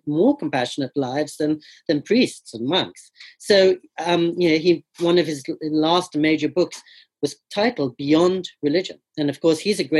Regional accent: England, United Kingdom; now in California, United States; they were from India, but I was born and grew up in England

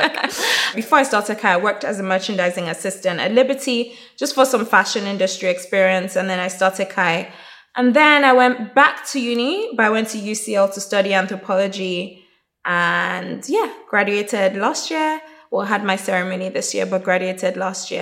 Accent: Nigeria; also born or lived in Plymouth / Durham; I'm Nigerian

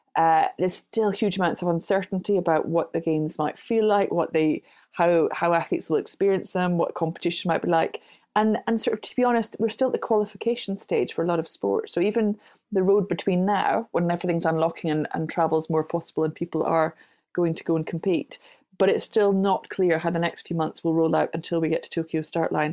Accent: Glasgow, Scotland, United Kingdom; I grew up in Glasgow

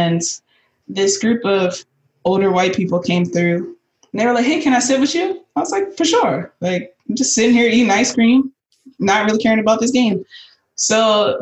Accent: Pittsburgh, Pennsylvania, United States; I am from Pittsburgh

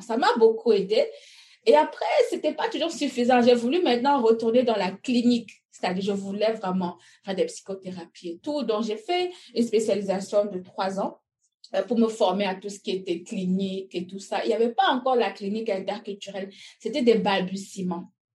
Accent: Cameroon; moved away as an adult; also born or lived in Belgium; now in North America; Je suis née au Cameroun. Euh, j'ai étudié jusqu'à quand j'ai eu mon bac

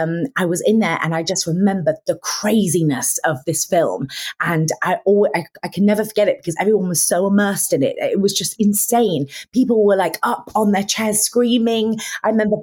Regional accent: Lincolnshire, East Midlands, United Kingdom; I'm from Lincolnshire.

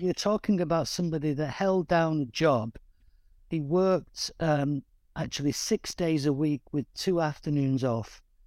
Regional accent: Manchester, North West England, United Kingdom; growing up in East Manchester

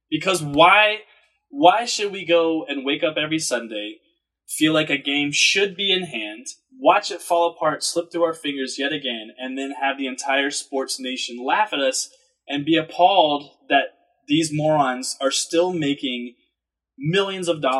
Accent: Atlanta, Georgia, United States; now in New York, United States; I'm born and raised in Atlanta, and you're not going to find sure. too many of us. Okay, it's a very transient town, kind of like New York.

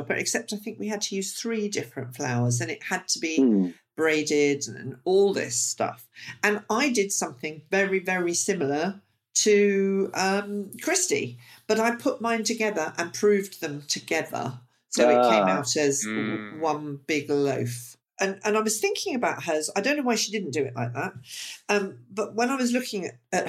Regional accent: United Kingdom; us British

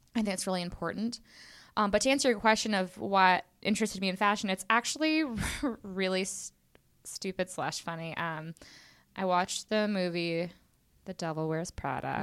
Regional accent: Houston, Texas, United States; now in New York City, United States; I'm originally from Houston, Texas, H Town

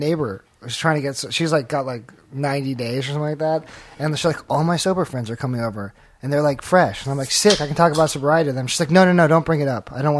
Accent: Santa Monica, California, United States; I'm from Santa Monica

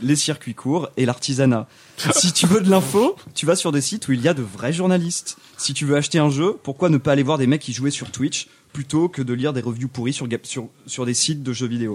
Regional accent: France; je suis français.

